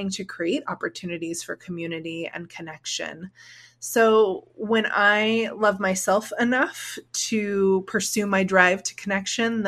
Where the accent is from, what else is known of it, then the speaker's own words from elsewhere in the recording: Orange County, California, United States; I grew up in Orange County, California